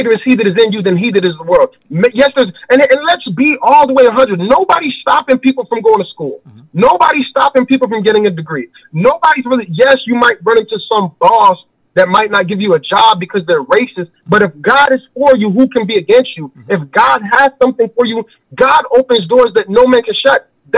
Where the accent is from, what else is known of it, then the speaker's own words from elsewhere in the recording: Chicago, Illinois, United States; also born or lived in Wiesbaden, Germany; I was born in Wiesbaden. My mother left St. Thomas, the Virgin Islands, and she moved to Chicago. She said the Lord told her to. We had no family. We had no money. We grew up in a shelter.